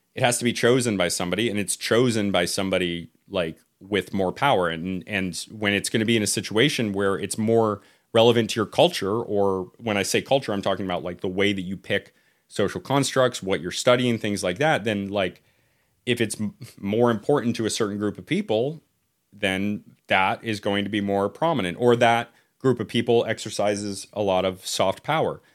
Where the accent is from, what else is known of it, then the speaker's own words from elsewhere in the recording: United States; I'm American of yeah. Irish descent